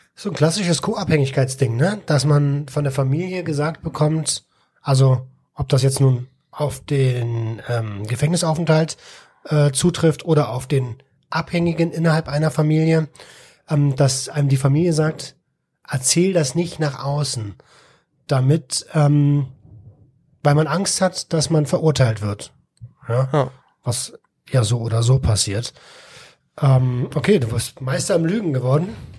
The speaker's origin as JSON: {"language": "German", "region": "Berlin", "country": "Germany", "tie": "born or raised there", "said": "ich als ähm, als ja Berliner Stadtkind"}